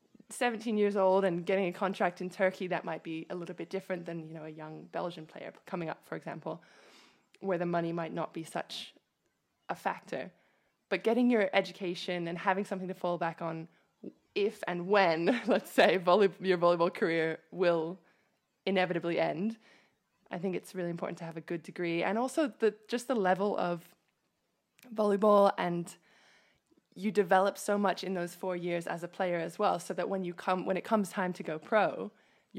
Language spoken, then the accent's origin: English; United States; I am British. I have British blood, but I grew up in the States and played most of my volleyball in the States